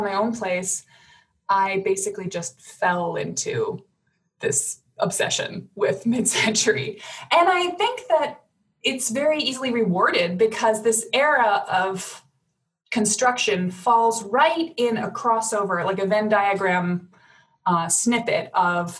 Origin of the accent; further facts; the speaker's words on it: Madison, Wisconsin, United States; also born or lived in Chicago; I was going to move back to my family hometown, Madison.